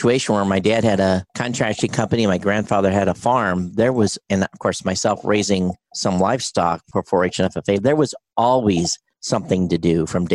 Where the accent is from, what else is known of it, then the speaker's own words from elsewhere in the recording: Quincy, Michigan, United States; I grew up in Quincy, Michigan, which was a small rural community in southern Michigan